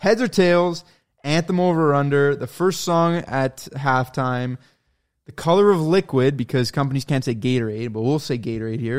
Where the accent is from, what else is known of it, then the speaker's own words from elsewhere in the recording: Toronto, Ontario, Canada; we're from Toronto